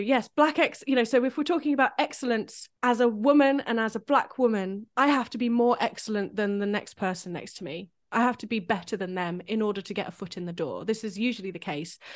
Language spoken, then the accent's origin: English; United Kingdom; as a British composer